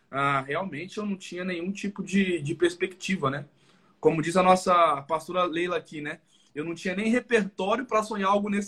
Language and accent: Portuguese; Barreiro, Brazil; Então, assim, a minha, a minha adolescência, Juninho, foi lá em Barreiro, né, cara?